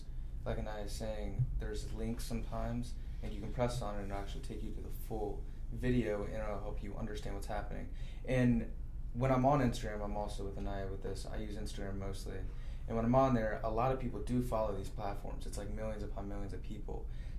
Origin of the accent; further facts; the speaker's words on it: Newark, Delaware, United States; I am a senior at West Nottingham Academy, and I am from Newark, Delaware.